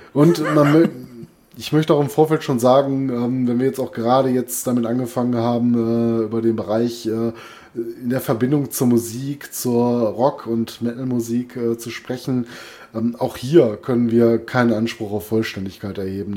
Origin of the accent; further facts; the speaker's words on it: Duisburg, North Rhine-Westphalia, Germany; also born or lived in Essen; ich komme gebürtig aus Duisburg